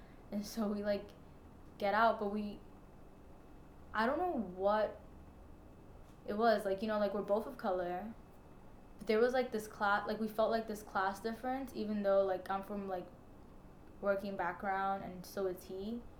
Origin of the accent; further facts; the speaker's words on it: New York City, New York, United States; also born or lived in Co-op City, Bronx; I am 23 years old. I grew up in the Hunts Point neighborhood of the South Bronx, but I currently live in Co-op City.